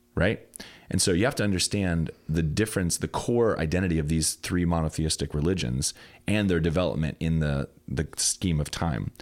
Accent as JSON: {"language": "English", "country": "United States", "said": "the America I'm living in is increasingly different than the one that I grew up learning about in grade school and middle school with the Christian education"}